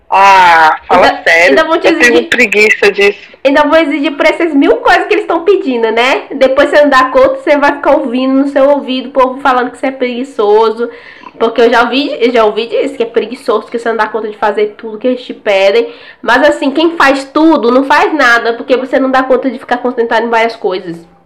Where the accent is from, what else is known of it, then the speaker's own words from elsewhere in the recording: Maranhão, Brazil; Toda vez que eu falo que eu sou, que eu sou do Maranhão, o povo começa a ficar me humilhando. Ah, porque você veio de lá? Por que, que você saiu de lá?